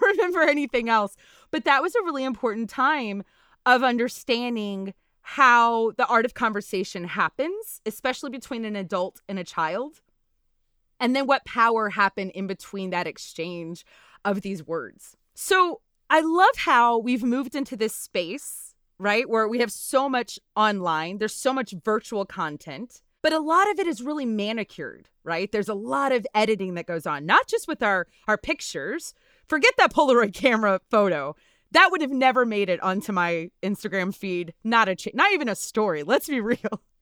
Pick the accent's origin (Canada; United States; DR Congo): United States; Natchitoches, Louisiana; born or raised there; now in Texas, United States